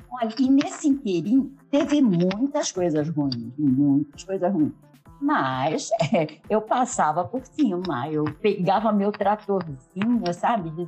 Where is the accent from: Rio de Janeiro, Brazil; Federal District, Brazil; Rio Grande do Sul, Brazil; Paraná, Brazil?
Rio de Janeiro, Brazil; also born or lived in João Pessoa, Brazil; Sim, eu nasci na, em João Pessoa, Paraíba, muito novinha, eu fui para o Rio de Janeiro, porque nesse meio tempo eu fui adotada, né?